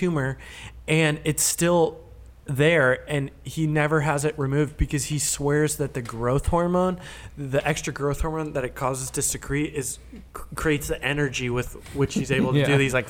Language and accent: English; Del Mar, California, United States; In Del Mar.